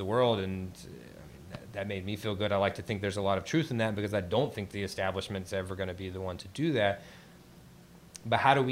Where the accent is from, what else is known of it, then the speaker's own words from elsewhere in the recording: Eastern North Carolina, United States; I'm from Eastern North Carolina